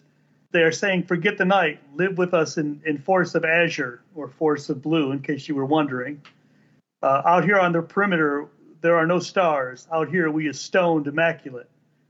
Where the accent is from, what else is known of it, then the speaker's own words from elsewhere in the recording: Texas, United States; and it's not just because I'm from Texas.